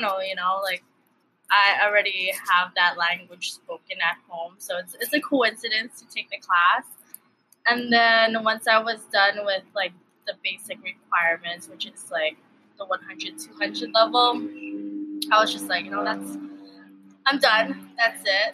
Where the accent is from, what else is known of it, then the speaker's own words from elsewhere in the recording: Hawaii, United States; first language Tagalog; English is a second language; also born or lived in Baguio City, Philippines; I was born in Baguio City, Philippines. I came to the U.S., or I came to Hawaii when I was 2 or 3 years old